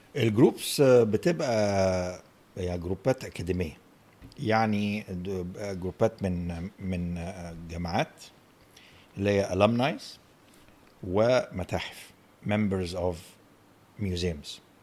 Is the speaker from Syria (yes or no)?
no; Egypt; احنا هنا مصري